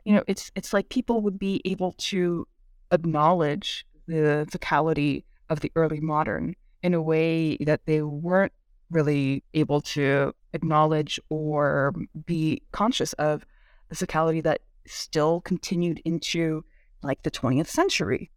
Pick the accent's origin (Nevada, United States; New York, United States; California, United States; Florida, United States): California, United States; Bay Area; first language Korean; English is a second language; I grew up in the California and Bay Area, which has a pretty substantial Asian community